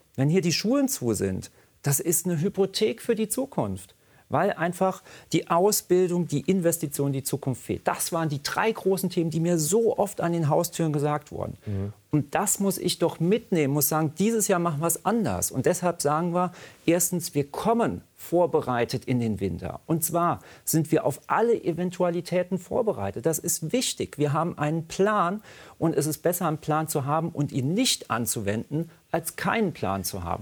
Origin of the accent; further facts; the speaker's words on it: Rhineland-Palatinate, Germany; da, wo ich herkomme, in der Pfalz